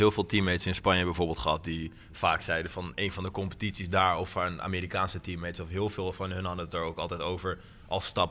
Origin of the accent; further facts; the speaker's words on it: Amsterdam, North Holland, Netherlands; ik kom uit Amsterdam